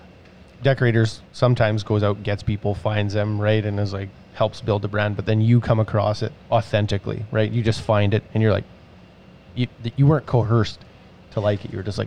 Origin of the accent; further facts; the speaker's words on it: Saskatchewan, Canada; we're from Saskatchewan